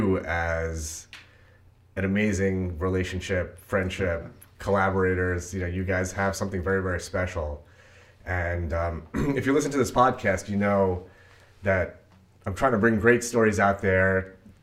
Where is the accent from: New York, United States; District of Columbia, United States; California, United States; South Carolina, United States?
New York, United States; Brooklyn, near East; I actually grew up in Stark City